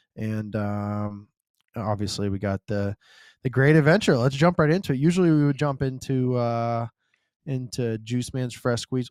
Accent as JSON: {"language": "English", "region": "the South", "country": "United States", "said": "I'm from the South"}